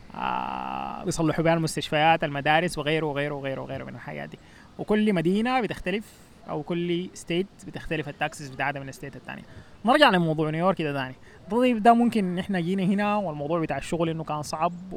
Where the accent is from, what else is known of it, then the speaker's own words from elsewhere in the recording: Sudan; also born or lived in New Jersey, United States; now in United States; نحن بالنسبه لنا كسودانيين